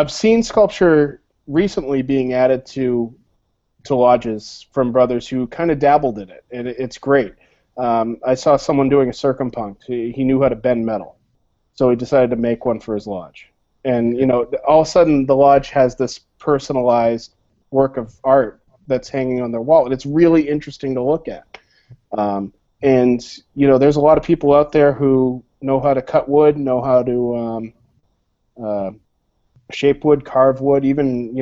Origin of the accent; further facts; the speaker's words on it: Concord, Massachusetts, United States; I grew up in Concord, Massachusetts